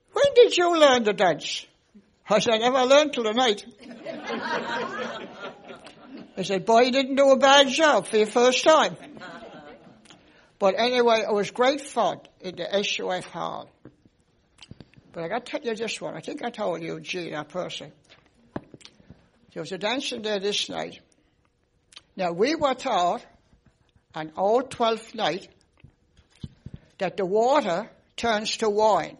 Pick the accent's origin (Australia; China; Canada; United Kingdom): Canada; Pouch Cove, Newfoundland and Labrador; from Pooch Cove, raised down along the shore, but I'm living up the cove now